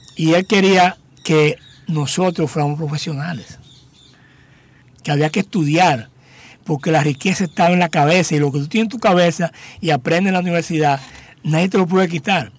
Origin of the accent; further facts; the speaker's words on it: Higüey, La Altagracia, Dominican Republic; moved away as an adult; also born or lived in Cotuí / Santo Domingo; yo nací en Higüey, fuimos a vivir a Cotuí